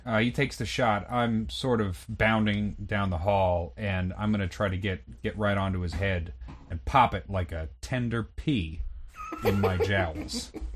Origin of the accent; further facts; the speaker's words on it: Vermont, United States; when I was growing up in Vermont